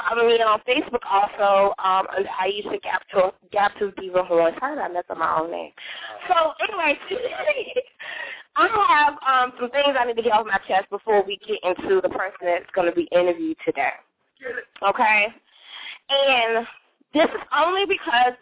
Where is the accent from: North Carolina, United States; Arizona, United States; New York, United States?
New York, United States; New York City; now in Virginia, United States; I don't come from Virginia, okay? I come from New York. I'm from Queens. Far Rockaway